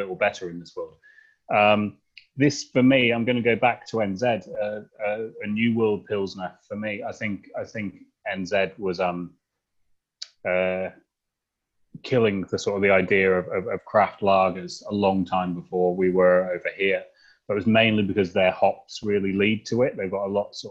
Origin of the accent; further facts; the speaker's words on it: England, United Kingdom; moved away as an adult; also born or lived in New Zealand / Wellington / Melbourne; now in Warrandyte, Australia; I'm English